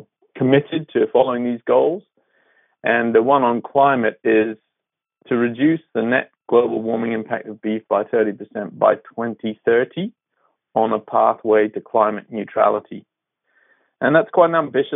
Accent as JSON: {"language": "English", "region": "Scotland", "country": "United Kingdom", "tie": "born or raised there", "also_born_or_lived": "Australia", "moved": "as an adult", "lives_now": "New Zealand", "said": "I grew up in Scotland in a farming community"}